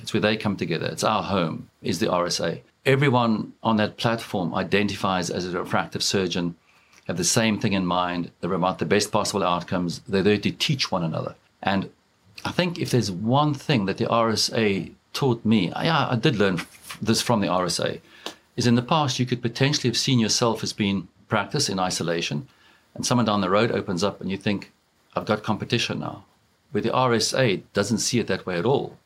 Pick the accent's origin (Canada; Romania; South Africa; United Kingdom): South Africa; moved away as an adult; now in Dublin, Ireland; I grew up in South Africa.